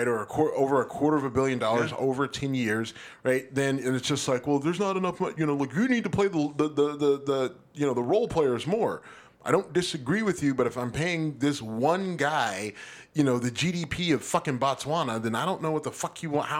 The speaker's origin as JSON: {"language": "English", "town": "Cleveland", "region": "Ohio", "country": "United States", "tie": "born or raised there", "said": "I'm a Cleveland Guardians baseball fan. I do enjoy Major League Baseball, but I love my hometown team."}